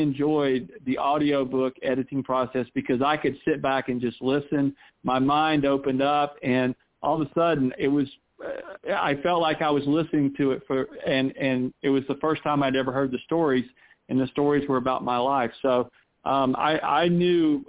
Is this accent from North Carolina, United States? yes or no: yes; North Carolina, United States; now in Columbus, United States; I'm from North Carolina.